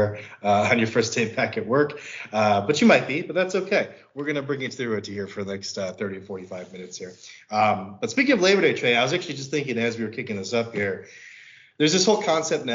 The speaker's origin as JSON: {"language": "English", "town": "Chicago", "region": "Illinois", "country": "United States", "tie": "born or raised there", "said": "I grew up in the Chicago area"}